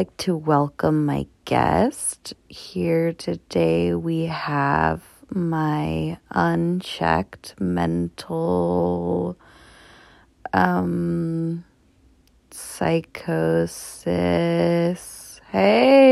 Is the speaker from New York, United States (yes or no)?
no; Southern California, United States; I grew up in Southern California